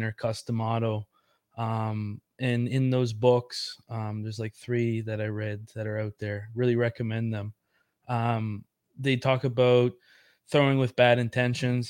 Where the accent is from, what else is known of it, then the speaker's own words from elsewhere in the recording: Yarmouth, Nova Scotia, Canada; I'm from Yarmouth Town